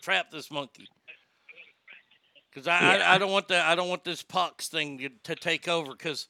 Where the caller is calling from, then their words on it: Texas, United States; I'm calling from Texas.